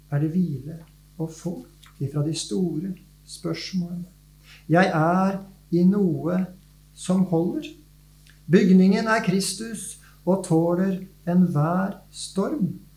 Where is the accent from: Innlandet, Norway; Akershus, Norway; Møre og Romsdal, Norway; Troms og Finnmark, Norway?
Akershus, Norway; Nes; now in Vestfold, Norway; Jeg vokste opp nes på Romerike.